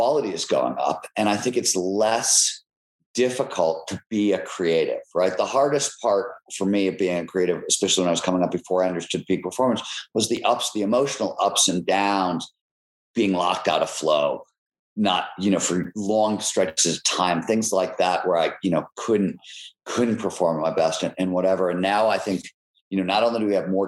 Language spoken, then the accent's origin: English; Cleveland, Ohio, United States; I grew up in Cleveland